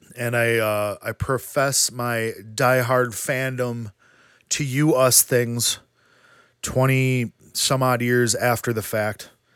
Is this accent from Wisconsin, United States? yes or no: yes; Wisconsin, United States; we're from Wisconsin